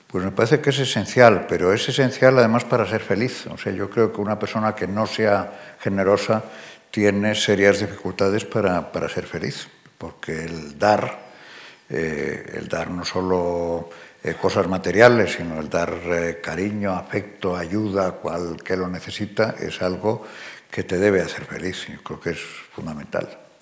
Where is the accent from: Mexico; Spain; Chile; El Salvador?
Spain; moved away as an adult; also born or lived in United States; Yo eh, soy español, aunque no viva en España.